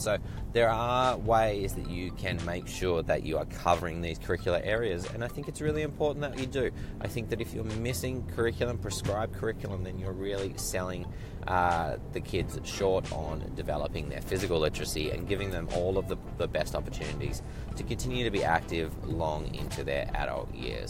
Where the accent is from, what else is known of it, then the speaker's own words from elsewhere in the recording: Australia; moved away; growing up in Australia, doing my university training in Australia